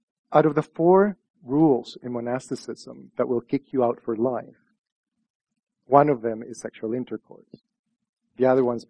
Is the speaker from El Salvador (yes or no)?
yes; El Salvador; moved away; my experience growing up in El Salvador was that the Virgin Mary was very powerful